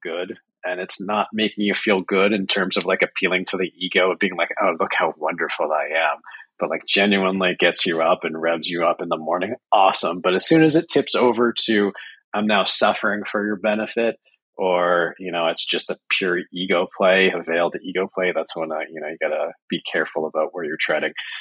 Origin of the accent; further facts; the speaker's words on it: Canada; I'm Canadian